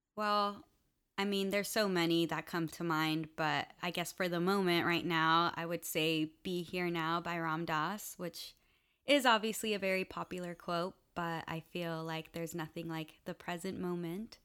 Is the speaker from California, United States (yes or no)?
yes; West Covina, California, United States; also born or lived in Los Angeles; I was born in California, West Covina specifically, but my family is from Venezuela and Colombia.